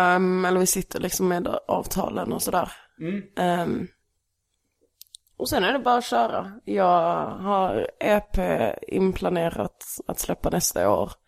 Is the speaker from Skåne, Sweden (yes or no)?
yes; Stehag, Skåne, Sweden; also born or lived in Lund / Malmö; Sen flyttade vi till Stehag, en liten by mellan här och Eslöv. Mm. Där jag växte upp